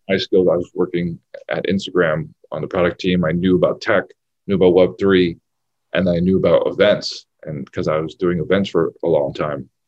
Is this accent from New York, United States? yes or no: yes; New York City, New York, United States; I, I, grew up in Brooklyn, New York